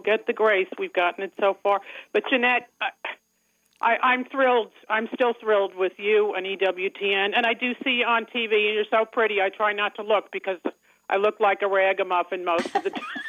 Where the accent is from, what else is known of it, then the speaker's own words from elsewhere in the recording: Long Island, New York, United States; accent: Long Island; now in Commack, United States; my accent uh, from Long Island